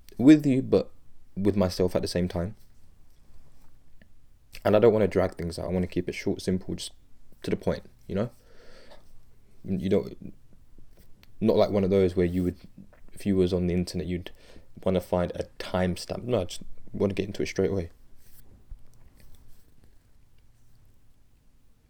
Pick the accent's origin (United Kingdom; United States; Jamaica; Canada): United Kingdom; I'm British. I'm speaking from the United Kingdom.